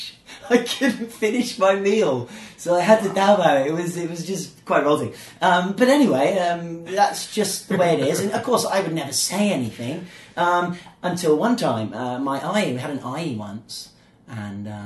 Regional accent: England, United Kingdom; now in Zhuhai, China; I grew up in England

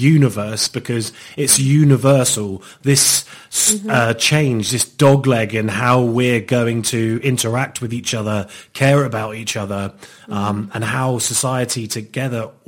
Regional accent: Plymouth, South West England, United Kingdom; I grew up on the Ho.

